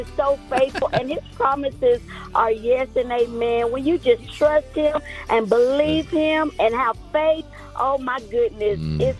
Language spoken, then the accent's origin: English; Plainview, Texas, United States; I am from Plainview, Texas.